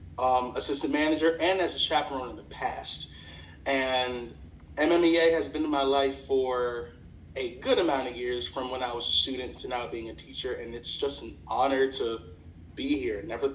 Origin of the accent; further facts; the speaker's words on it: the South, United States; now in Charles County, United States; I'm from the South, yeah.